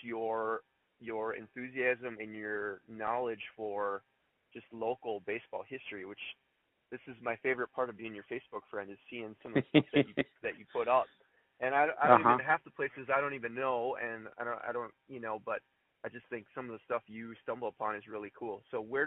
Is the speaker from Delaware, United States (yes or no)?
no; Rochester, Minnesota, United States; moved away as an adult; now in River Falls, United States; I grew up in Rochester